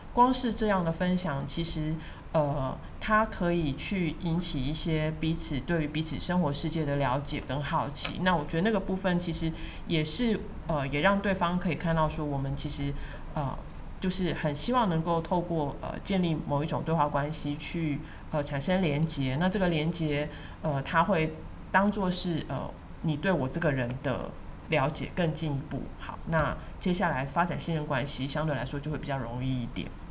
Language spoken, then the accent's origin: Chinese; Taiwan; 他们看到我是台湾来的